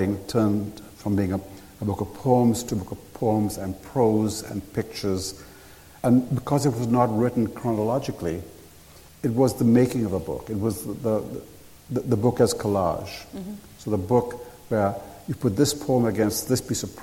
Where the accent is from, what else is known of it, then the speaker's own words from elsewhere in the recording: Sri Lanka; I grew up in Sri Lanka